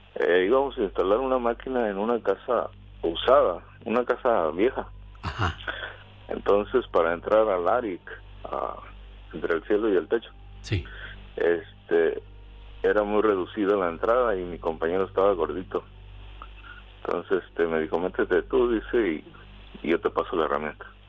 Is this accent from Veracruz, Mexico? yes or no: yes; Veracruz, Mexico; now in United States; Yo soy de Veracruz